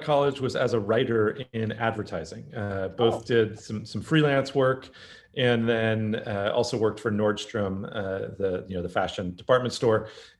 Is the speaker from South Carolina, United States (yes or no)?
no; Seattle, Washington, United States; also born or lived in New England; I was born in New England and grew up in Seattle. My folks moved out to Seattle when I was 6 years old.